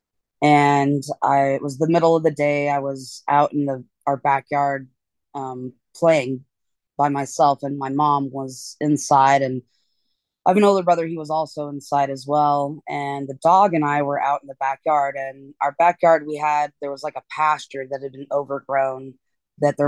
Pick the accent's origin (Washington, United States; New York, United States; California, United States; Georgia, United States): Washington, United States; eastern Washington State, United States; I'm from Washington State originally. Grew up in kind of the eastern part of Washington State, out in the country.